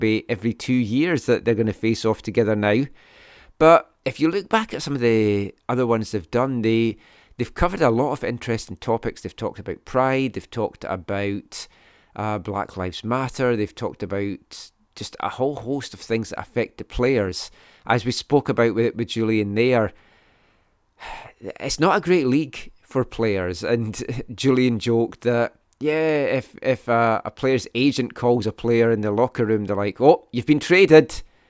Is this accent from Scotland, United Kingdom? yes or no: yes; Scotland, United Kingdom; now in Vancouver, Canada; I'm Scottish